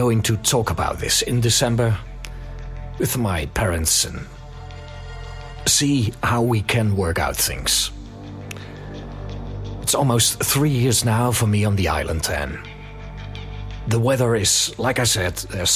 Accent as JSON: {"language": "English", "country": "Netherlands", "moved": "as an adult", "lives_now": "Cyprus", "said": "I need to visit my home country more often"}